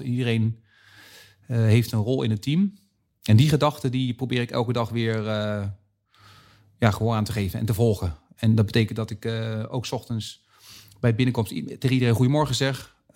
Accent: Zeist, Utrecht, Netherlands; We zitten nu in Utrecht en ik kom uit Zeist. Dus ik zit vlakbij mijn geboorteplaats

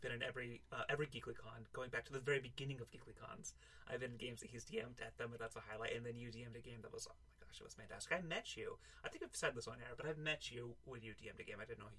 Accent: Utah, United States; moved away; I grew up in Utah

